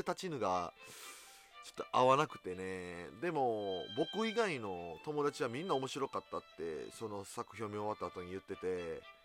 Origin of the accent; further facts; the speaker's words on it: Osaka, Japan; 地元大阪